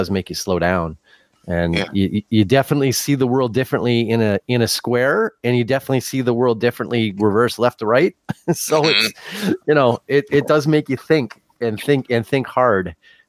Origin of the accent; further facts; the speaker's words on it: Midwest, United States; I certainly appreciate that as a Midwesterner.